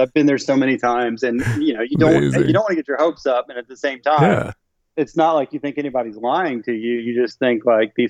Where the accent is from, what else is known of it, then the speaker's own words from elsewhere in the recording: Memphis, Tennessee, United States; I'm from Memphis, Tennessee.